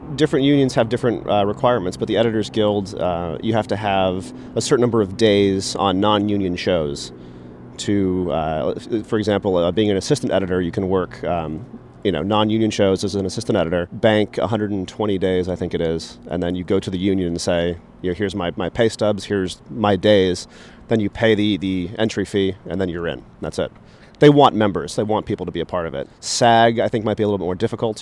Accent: East Coast, United States; moved away as an adult; also born or lived in Tucson, Arizona; growing up on the East Coast

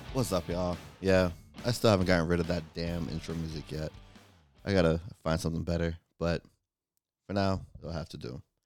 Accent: Florida, United States; I'm from Florida

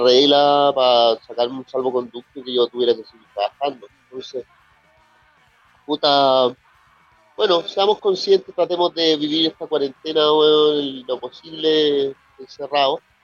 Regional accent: Chile; cómo somos acá en Chile

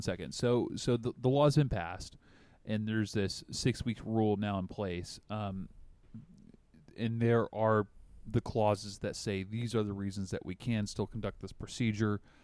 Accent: the South, United States; accent: Southern; now in Washington, United States; I still slur like I'm from the South

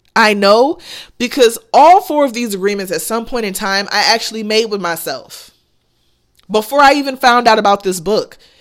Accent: United States; I'm American

